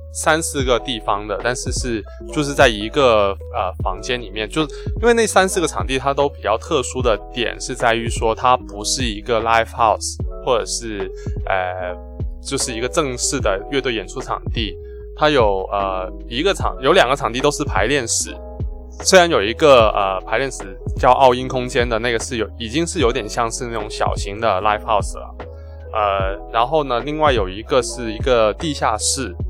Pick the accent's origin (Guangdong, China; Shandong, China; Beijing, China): Guangdong, China; 我们广东人的饮食会比较，呃，温和一点